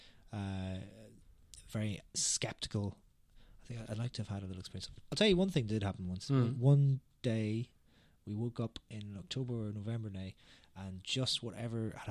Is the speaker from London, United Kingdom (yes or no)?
no; Derry, Northern Ireland, United Kingdom; I'm from Derry, where there is actually a massive Halloween festival